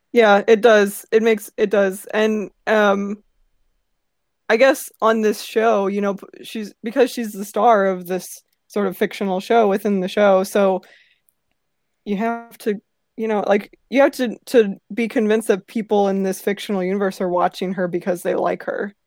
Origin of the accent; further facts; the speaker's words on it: St. Louis, Missouri, United States; I'm from Saint Louis, so I've been to many Cardinals games